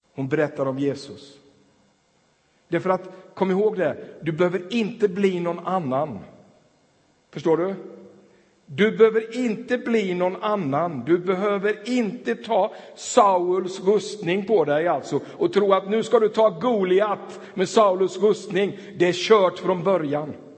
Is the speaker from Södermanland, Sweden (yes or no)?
no; Tranås, Jönköping County, Sweden; now in Ulricehamn, Sweden; jag spelade hockey där och växte upp i den där stan